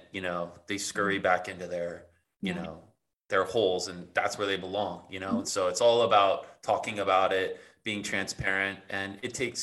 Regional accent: the Valley, California, United States; I grew up in the Valley

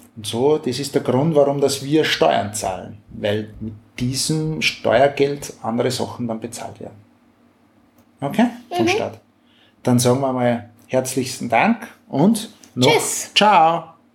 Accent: Austria; Bei uns in Österreich

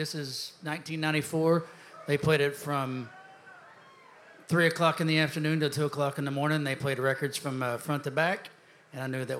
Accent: Texas, United States; born there; I was born in Texas, and it took me about 20 years to get back to Texas, but my heart is right in between the Red River.

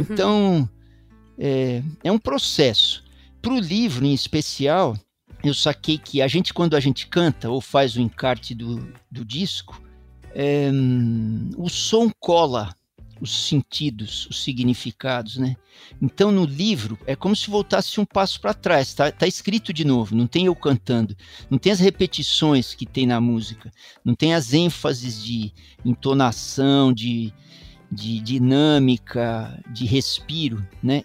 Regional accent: São Paulo, Brazil; Eu sou paulistano da Gema, eu sou uma das muitas São Paulos possíveis, vamos dizer, né? Nasci em 1959

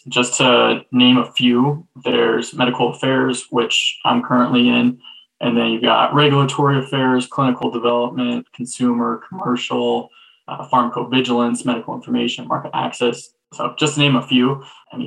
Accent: Colorado, United States; I was born and raised in Colorado

